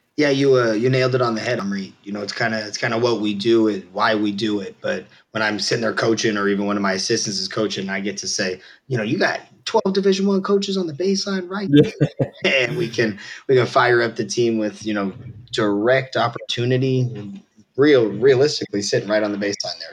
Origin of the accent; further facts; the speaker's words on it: Southern California, United States; I grew up on Reed in uh, Southern California